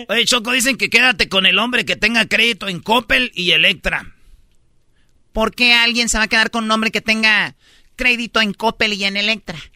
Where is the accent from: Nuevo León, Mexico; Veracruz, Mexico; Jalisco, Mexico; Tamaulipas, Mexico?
Jalisco, Mexico; Es mi tradición, soy de Jalisco, soy de Los Altos, siempre fui escaramuza desde niña